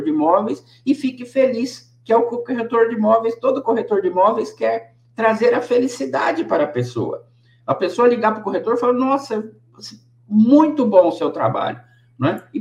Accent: Bragança Paulista, São Paulo, Brazil; born there; Eu nasci em Bragança Paulista.

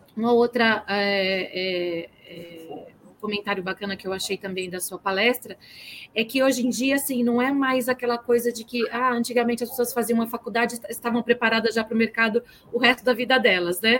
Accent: Bauru, São Paulo, Brazil; de Bauru, lá minha terra natal

